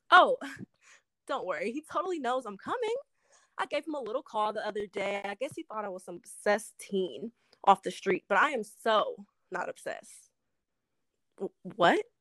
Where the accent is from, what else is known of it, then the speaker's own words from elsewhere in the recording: Cleveland, Ohio, United States; now in Los Angeles, United States; I'm originally from Cleveland, Ohio, and I graduated from Howard in 2018. Um, I've been living out in Los Angeles for about two years now